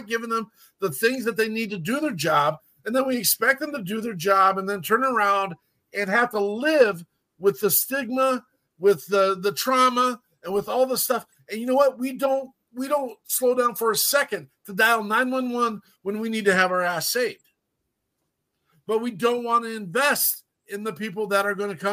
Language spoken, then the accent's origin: English; Wyoming, United States; I'm from Wyoming, so I can use whatever dialect I want